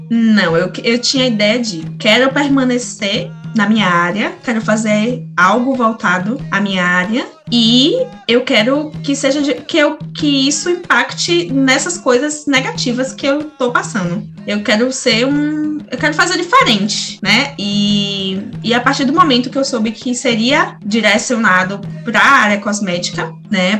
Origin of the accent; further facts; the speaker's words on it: Salvador, Bahia, Brazil; Sou, sou daqui, nasci daqui e continuo, permaneci e vivi minha vida inteira aqui em Salvador também